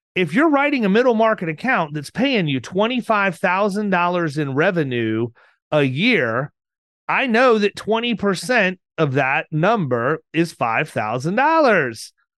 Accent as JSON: {"language": "English", "region": "Florida", "country": "United States", "said": "I'm from Florida"}